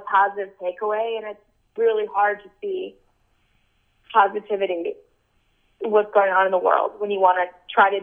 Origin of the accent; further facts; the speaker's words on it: United States; I'm American